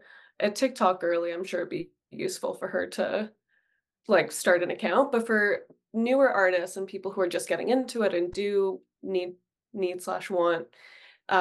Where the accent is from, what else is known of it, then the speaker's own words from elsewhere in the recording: Toronto, Ontario, Canada; I grew up in Etobicoke, literally 30-minute drive away, not that far